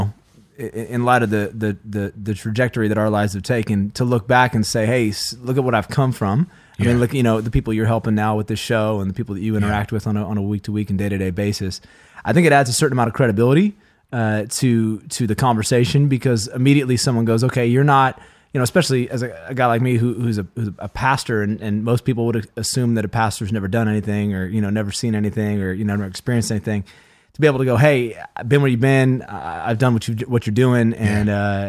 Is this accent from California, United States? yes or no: yes; Vacaville, California, United States; So I grew up in Vacaville for most of my life, moved here when I was 9, went to Vacapina Middle School and Wilsey Wood High School, graduated in 2001.